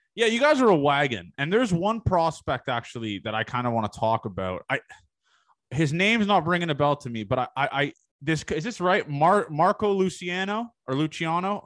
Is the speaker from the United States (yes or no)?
no; Toronto, Ontario, Canada; I'm from the Toronto area.